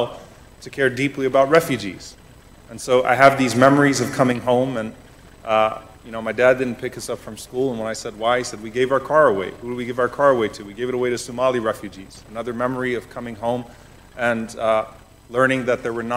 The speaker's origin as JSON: {"language": "English", "town": "New Orleans", "region": "Louisiana", "country": "United States", "tie": "born or raised there", "said": "I was born and raised in New Orleans"}